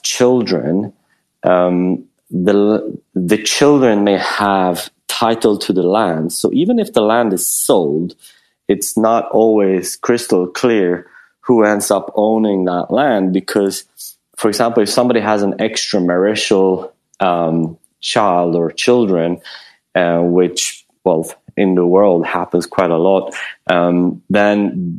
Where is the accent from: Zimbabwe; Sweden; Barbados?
Sweden; moved away; also born or lived in Bali; I'm from Sweden